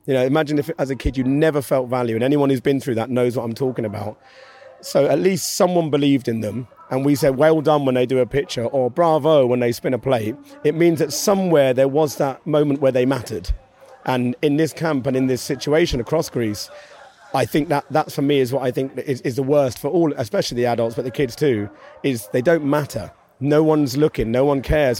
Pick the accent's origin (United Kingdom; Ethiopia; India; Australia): United Kingdom; Maidstone, South East England; moved away; I grew up in Maidstone in Kent